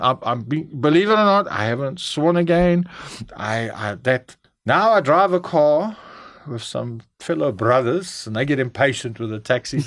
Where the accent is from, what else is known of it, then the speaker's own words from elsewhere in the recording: Durban, KwaZulu-Natal, South Africa; also born or lived in Cape Town, South Africa; in Durban, uh, where I grew up, I'm Cape Townian, uh, born there in, um, Karl Bremer, hulle sê